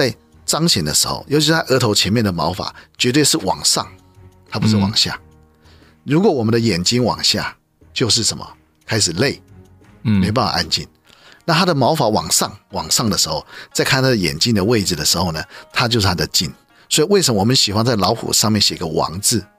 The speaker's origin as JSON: {"language": "Chinese", "country": "China", "said": "所以我们中国人尊敬虎是对的啊"}